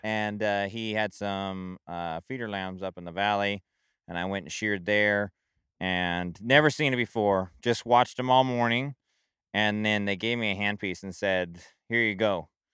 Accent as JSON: {"language": "English", "town": "Springfield", "region": "Oregon", "country": "United States", "tie": "born or raised there", "said": "I grew up in Springfield"}